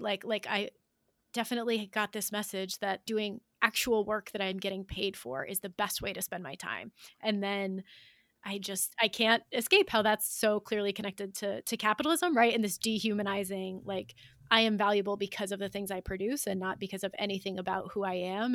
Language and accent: English; United States; As an American in the middle class, I work one job.